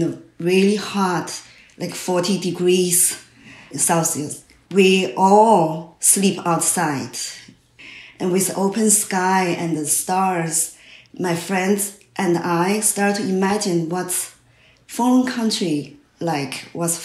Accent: China; English is a second language; moved away as an adult; also born or lived in New York City, United States; now in Vermont, United States; I grew up in China and educated in China, went to art school in China

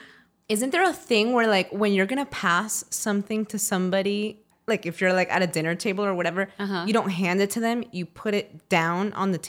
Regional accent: Miami, Florida, United States; moved away; I grew up in Miami.

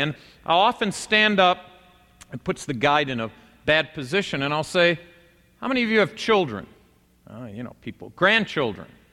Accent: United States; we as American Christians

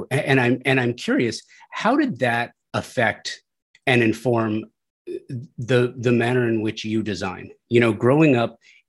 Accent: Los Angeles, California, United States; When I was growing up, I grew up in the San Fernando Valley, you know, as a teenager in the 1980s.

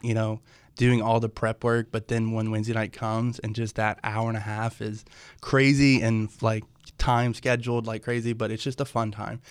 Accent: Tennessee, United States; also born or lived in Louisville; now in Nashville, United States; I grew up in Tennessee, so always heard of Cross Point, you know, being Nashville

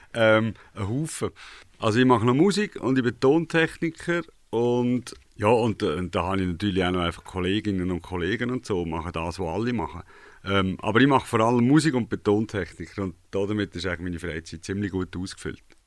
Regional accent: Gontenschwil, Aargau, Switzerland; now in Aarau, Switzerland; Ich bin tatsächlich im Aargau aufgewachsen, und zwar zu Gundischwil im Wienertal. Und heute wohne ich in Zarau.

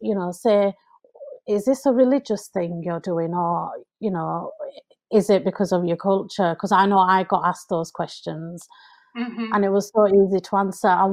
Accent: United Kingdom; I'm British

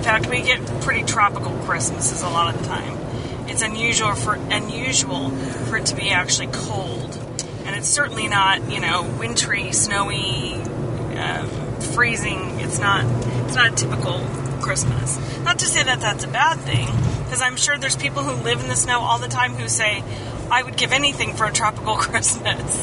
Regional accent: Kansas, United States; I grew up in Kansas.

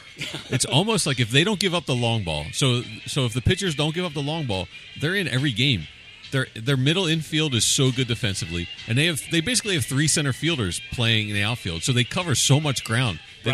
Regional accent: Philadelphia, Pennsylvania, United States; growing up in Philly

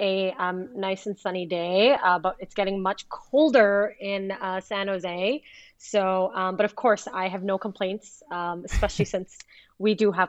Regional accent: Pakistan; also born or lived in Middle East; And I'm originally from Pakistan. I was born and raised in the Middle East

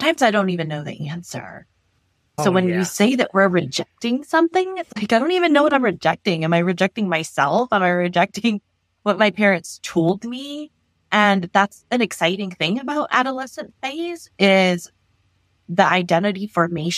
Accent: Los Angeles, California, United States; I grew up in Los Angeles

